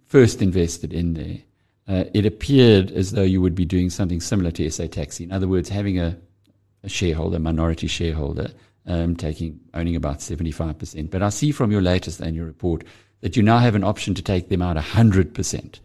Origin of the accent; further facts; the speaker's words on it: KwaZulu-Natal, South Africa; I'm from KwaZulu-Natal